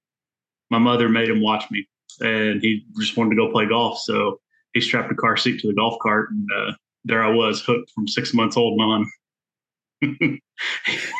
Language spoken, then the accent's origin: English; Athens, Alabama, United States; moved away; also born or lived in Nebraska; So I grew up in Athens, Alabama. That's where I kind of, from second grade on, that's where I was. North Alabama.